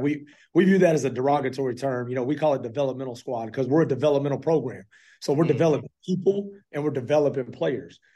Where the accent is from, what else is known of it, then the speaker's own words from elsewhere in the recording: Fort Worth, Texas, United States; now in Clarksville, United States; I'm originally from Fort Worth, Texas